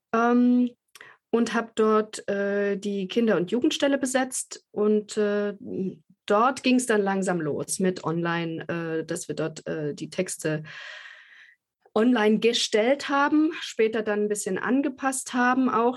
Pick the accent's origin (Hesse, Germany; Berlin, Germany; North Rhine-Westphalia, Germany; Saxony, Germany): Saxony, Germany; Leipzig; bei uns in Leipzig konnte man aber Journalistik studieren